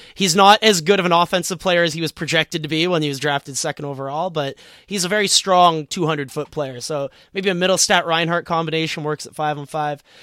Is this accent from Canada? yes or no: yes; Toronto, Ontario, Canada; I'm from Toronto